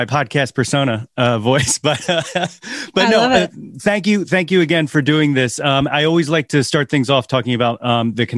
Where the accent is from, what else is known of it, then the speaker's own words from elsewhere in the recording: North Wales, Pennsylvania, United States; now in Ambler, United States; I'm currently in Ambler, PA. I grew up North Wales, always in the Philly burbs